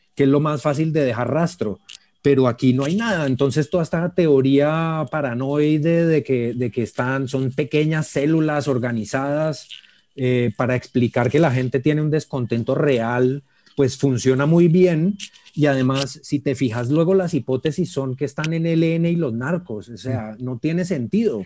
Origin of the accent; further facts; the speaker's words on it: Colombia; como colombianos